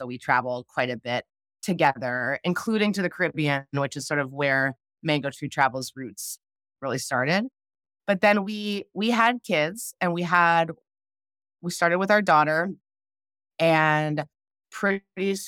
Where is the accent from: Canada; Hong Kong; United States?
Canada; I grew up in Canada